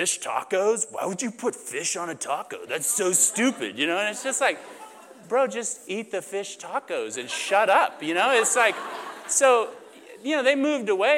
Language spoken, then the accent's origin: English; Oklahoma, United States; moved away as an adult; also born or lived in Huntington Beach, California; I come from, I grew up in Oklahoma. That's where I went to school.